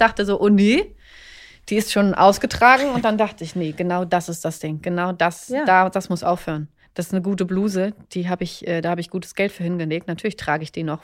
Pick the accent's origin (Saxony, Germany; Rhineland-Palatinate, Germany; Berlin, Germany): Berlin, Germany; ich komme aus Berlin